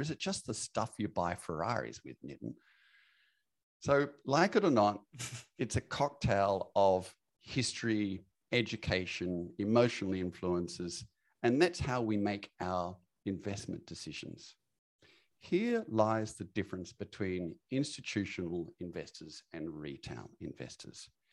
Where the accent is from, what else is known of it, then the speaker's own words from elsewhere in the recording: Australia; I grew up in Australia